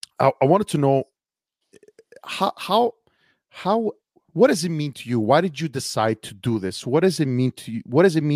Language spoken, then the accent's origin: English; Cattolica Eraclea, Sicily, Italy; now in Montreal, Canada; She loved my small little hometown. For those of you who don't know, I'm from Cattolica Ereclea.